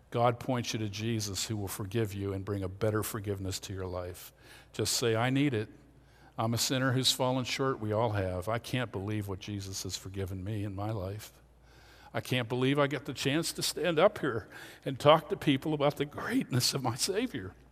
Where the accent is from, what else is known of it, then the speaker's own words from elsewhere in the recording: Pennsylvania, United States; born there; I'm not good because I was born in Lancaster County.